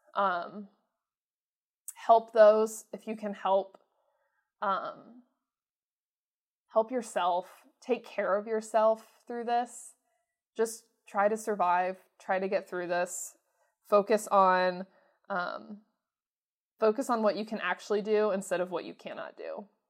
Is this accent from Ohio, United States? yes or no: yes; Mansfield, Ohio, United States; my hometown